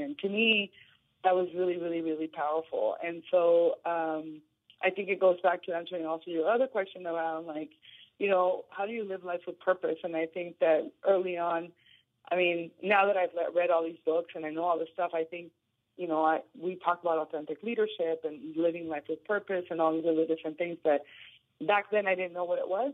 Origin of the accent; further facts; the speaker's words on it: Tijuana, Baja California, Mexico; now in San Diego, United States; I'm the oldest of four um, in my family, and I grew up in Tijuana.